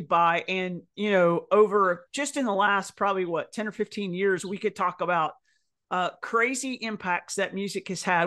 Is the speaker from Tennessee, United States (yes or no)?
yes; Tennessee, United States; I'm from Tennessee